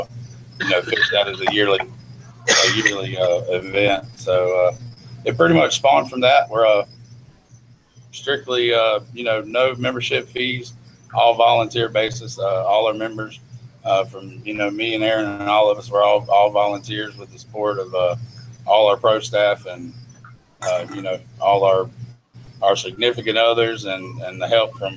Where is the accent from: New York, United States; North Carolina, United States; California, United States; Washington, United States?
North Carolina, United States; Charlotte; now in Fayetteville, United States; I'm actually originally from Charlotte, back home around Lake Norman.